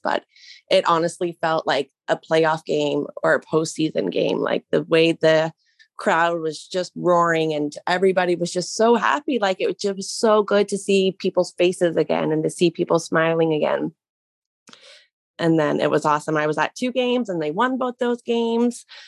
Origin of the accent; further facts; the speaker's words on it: Mississauga, Ontario, Canada; now in Brantford, Canada; I was born in Mississauga